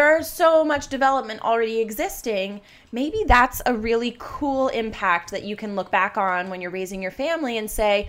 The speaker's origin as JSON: {"language": "English", "region": "Florida", "country": "United States", "tie": "born or raised there", "said": "And for a time, I grew up in Florida, but they wanted to sell that house and like get their own property."}